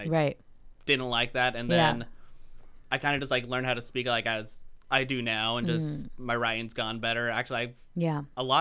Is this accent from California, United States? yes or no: yes; Oxnard, California, United States; I'm from Oxnard